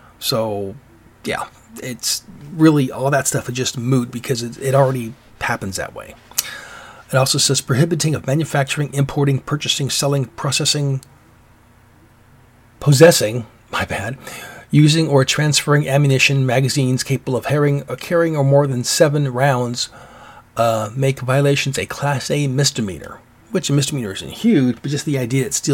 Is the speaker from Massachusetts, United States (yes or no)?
no; Alaska, United States; moved away; also born or lived in Washington; I'm from Alaska, and I remember it used to be really cool up there, and I was heard that when I was a kid up there